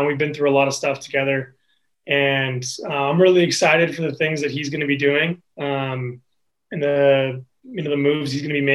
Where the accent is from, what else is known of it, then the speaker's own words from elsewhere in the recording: west side of Washington state, United States; moved away as an adult; now in Spokane, United States; I'm from the West Side, but I consider this place home